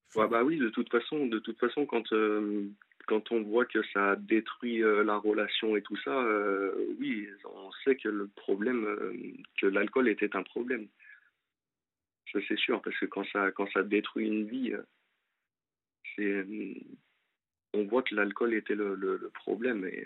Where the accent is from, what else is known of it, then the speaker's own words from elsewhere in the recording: Lyon, Auvergne-Rhône-Alpes, France; moved away as an adult; now in Angers, France; je suis de Lyon et je suis monté pour euh, pour mon ex sur Angers